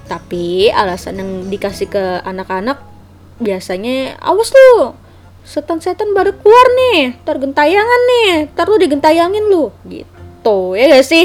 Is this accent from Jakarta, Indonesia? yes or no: yes; Jakarta, Indonesia; Nah, gue kan anak Betawi nih dan gue banyak mempelajari soal budaya-budaya Betawi.